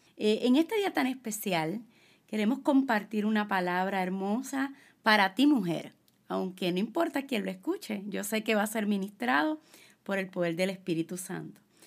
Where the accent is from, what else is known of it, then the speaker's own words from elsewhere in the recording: Puerto Rico; yo soy puertorriqueña, soy latina